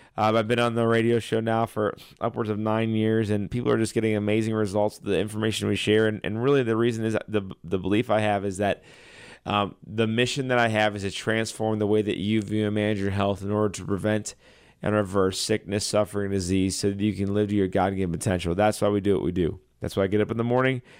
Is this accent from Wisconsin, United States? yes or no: no; Chesterfield, Missouri, United States; I grew up in Chesterfield, right down the street from Logan College